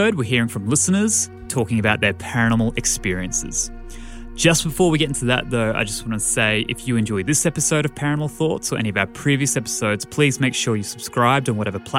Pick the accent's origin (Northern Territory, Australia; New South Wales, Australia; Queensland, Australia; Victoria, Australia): Queensland, Australia; Brisbane; my hometown of Brisbane, Australia